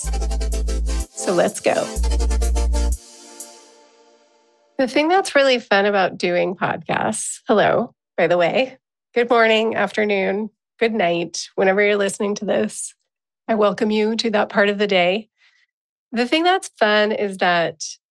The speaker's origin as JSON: {"language": "English", "town": "San Diego", "region": "California", "country": "United States", "tie": "born or raised there", "accent": "California", "said": "as a California girl, as someone who grew up in San Diego, California"}